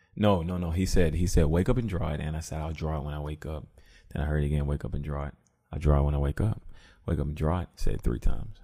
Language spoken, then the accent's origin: English; Columbia, United States; moved away; I went to my hometown, back to Columbia